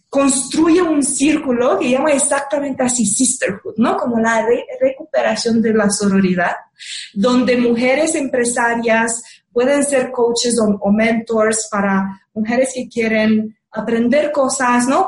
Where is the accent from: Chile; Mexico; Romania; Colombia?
Romania; moved away; yo soy rumana